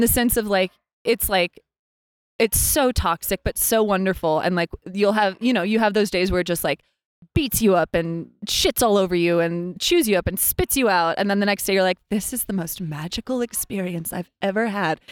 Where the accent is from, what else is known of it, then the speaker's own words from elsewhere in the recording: Lander, Wyoming, United States; moved away as an adult; also born or lived in New York City; I was born and raised in Lander, Wyoming